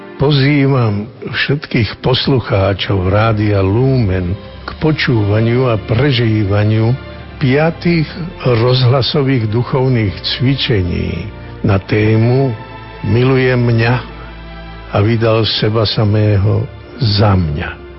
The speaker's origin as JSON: {"language": "Slovak", "region": "eastern Slovakia", "country": "Slovakia", "said": "u nás na východe"}